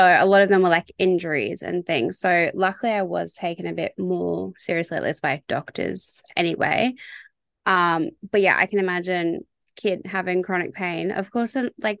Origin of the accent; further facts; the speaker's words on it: Bundaberg, Queensland, Australia; I'm from a bit of a smaller town, so I'm from Bundaberg.